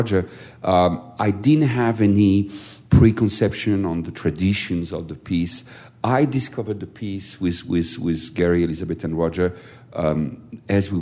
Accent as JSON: {"language": "English", "town": "Strasbourg", "region": "Grand Est", "country": "France", "tie": "born or raised there", "said": "I was born in Strasbourg, as you know, and in Strasbourg, all the operetta repertoire was done in German. So I grew up with the Lustige Witwe"}